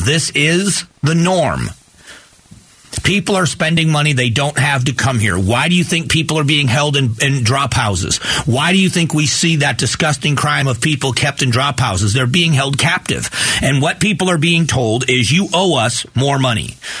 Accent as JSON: {"language": "English", "area": "Lee County", "region": "Florida", "country": "United States", "tie": "born or raised there", "moved": "yes", "said": "a captain with the sheriff's office in my hometown. And my uh, my sister-in-law his wife is also a deputy sheriff in lee county florida"}